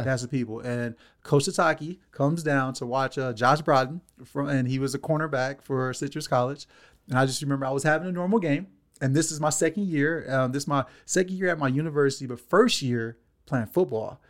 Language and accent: English; Los Angeles, California, United States; born and raised in Los Angeles, California, um, bounced around from South Central to Watts my whole life